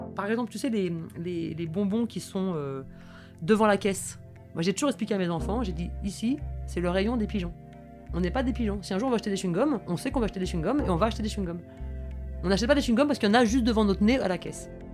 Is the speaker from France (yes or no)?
yes; Toulouse, Occitania, France; now in Paris, France; quand je suis née, ma mère habitait dans une communauté de lesbiennes hippies à Toulouse